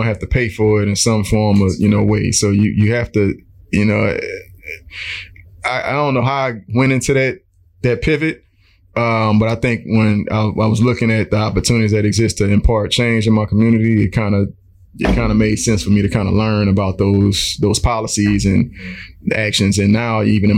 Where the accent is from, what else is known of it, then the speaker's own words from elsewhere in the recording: New Orleans, Louisiana, United States; I'm born and raised in New Orleans